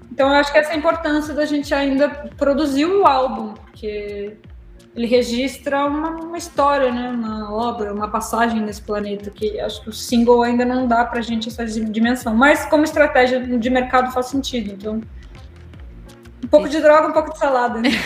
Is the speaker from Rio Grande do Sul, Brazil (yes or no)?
yes; Rio Grande do Sul, Brazil; eu como gaúcha tô ali na fronteira, né, já tô mais perto